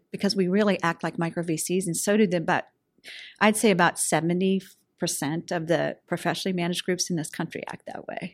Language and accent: English; Pittsburgh, Pennsylvania, United States; I'm a diehard, you know, Western Pennsylvania gal